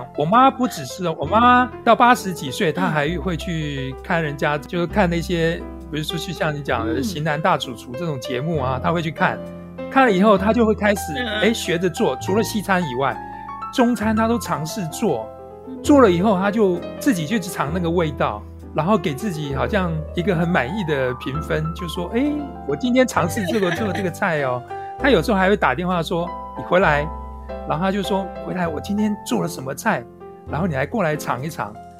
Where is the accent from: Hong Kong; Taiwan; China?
Taiwan; Lienchiang County; 酒糟我们都是从娘家搬来的啊，因为马祖人自己会酿酒糟，你知道，马祖人就是自己